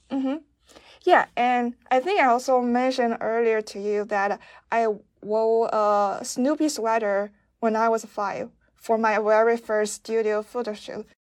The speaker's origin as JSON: {"language": "English", "country": "China", "moved": "yes", "said": "I'm from China"}